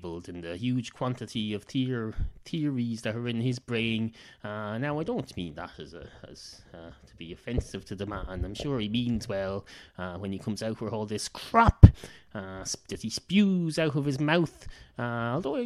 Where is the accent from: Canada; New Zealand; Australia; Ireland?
Ireland; accent: Irish